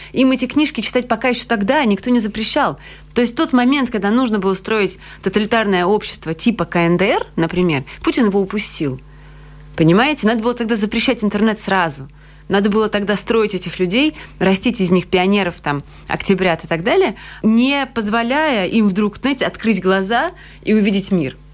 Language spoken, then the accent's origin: Russian; Georgia; also born or lived in Russia / Latvia; now in Riga, Latvia; Я вообще грузинка, и мы сначала приехали в Грузию